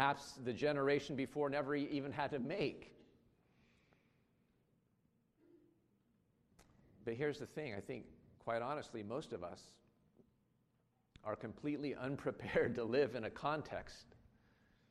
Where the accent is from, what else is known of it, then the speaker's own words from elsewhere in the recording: United States; moved away; I grew up in the United States